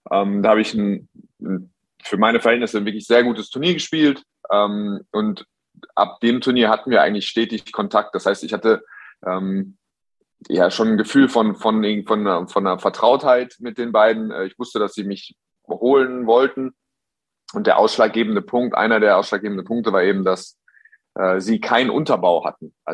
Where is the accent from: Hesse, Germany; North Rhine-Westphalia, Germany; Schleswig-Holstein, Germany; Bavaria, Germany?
North Rhine-Westphalia, Germany; Hagen; Ich komme aus Böhle Heide, das ist der, das etwas, die etwas schönere, abge, abgesonderte Version, aber ja, Böhle ist, äh